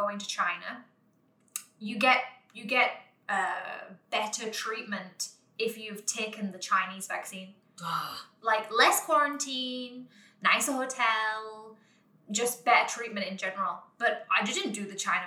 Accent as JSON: {"language": "English", "region": "England", "country": "United Kingdom", "moved": "as an adult", "lives_now": "Hong Kong", "said": "I'm from England"}